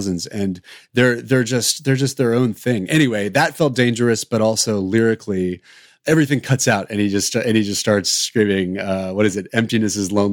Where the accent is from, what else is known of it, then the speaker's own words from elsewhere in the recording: the South, United States; as a 13-year-old growing up in the South inside a Southern Baptist church